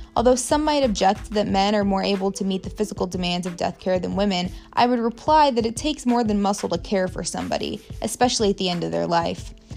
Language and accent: English; Warsaw, Indiana, United States; also born or lived in Muncie, Indiana; My hometown is Warsaw, Indiana, which is basically directly between Fort Wayne and South Bend